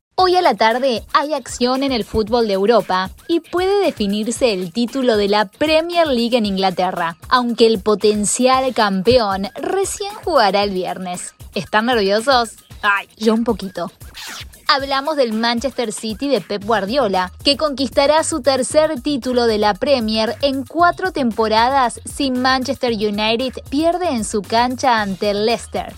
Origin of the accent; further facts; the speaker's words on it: Córdoba, Argentina; soy cordobés